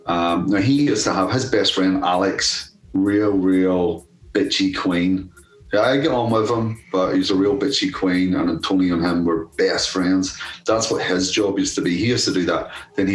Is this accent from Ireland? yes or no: yes; Ireland; And then I'm Irish as well. And there wasn't a great feeling for a lot of Irish people in Birmingham at the time with all the IRA bonds and all this fucking shit.